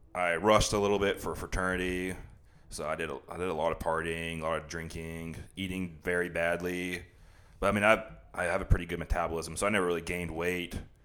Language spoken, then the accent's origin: English; The Woodlands, Texas, United States; also born or lived in DeSoto, Texas / Dallas, Texas; I'm from the, from Dallas. I lived in DeSoto till I was six, and my dad's job transferred him to Houston. That's when we moved to the Woodlands